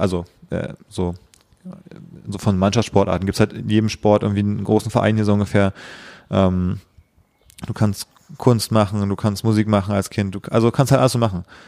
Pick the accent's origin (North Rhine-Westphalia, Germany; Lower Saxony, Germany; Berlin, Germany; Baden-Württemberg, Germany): Berlin, Germany; Ich bin genau in Berlin aufgewachsen